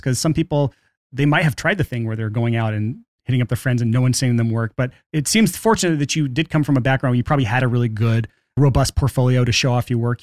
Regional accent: Alabama, United States; I grew up in Alabama

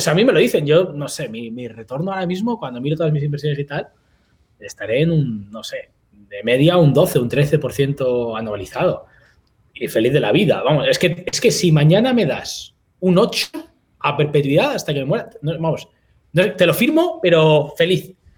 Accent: Spain; also born or lived in Malaysia / Indonesia; now in Philippines; en España somos pues, muy españoles en ese sentido

